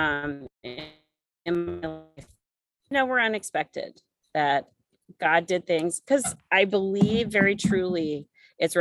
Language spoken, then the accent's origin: English; Jefferson City, Missouri, United States; moved away as an adult; also born or lived in Columbia, Missouri; now in Blue Springs, United States; I am actually a true Midwest gal. I am from Jefferson City, Missouri